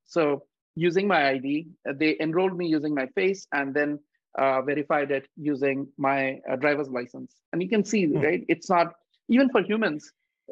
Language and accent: English; India; moved away; I grew up in India